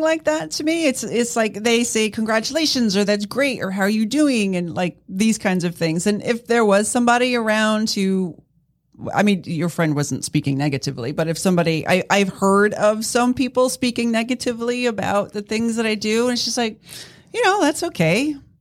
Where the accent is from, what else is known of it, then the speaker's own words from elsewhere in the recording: East Coast, United States; moved away as an adult; I grew up on the East Coast